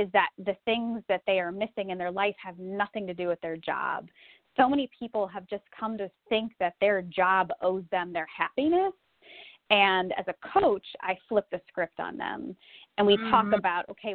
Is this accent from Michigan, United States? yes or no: no; Republic, Ohio, United States; moved away as an adult; also born or lived in Silicon Valley, California; my life post-Republic, Ohio